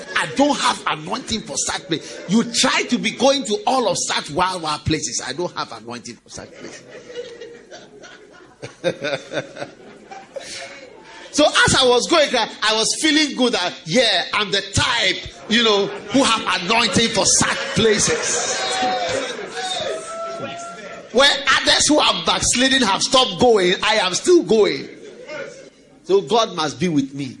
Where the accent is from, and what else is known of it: Ghana